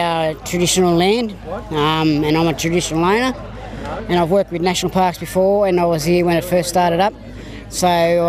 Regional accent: Karuah, New South Wales, Australia; At Karua. I lived there all my life.

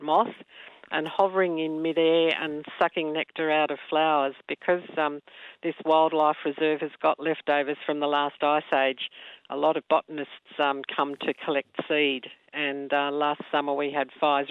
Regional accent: Sydney, New South Wales, Australia; moved away as an adult; now in Mogo, Australia; I grew up in Sydney on the East Hills line and moved out of the big smoke to the little smoke to teach

